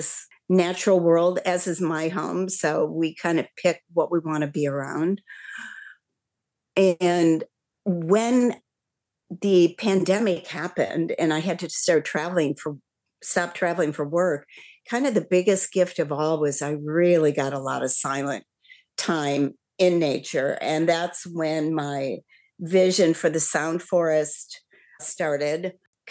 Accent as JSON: {"language": "English", "region": "Midwest", "country": "United States", "tie": "born or raised there", "also_born_or_lived": "California", "moved": "as an adult", "said": "I grew up in the Midwest"}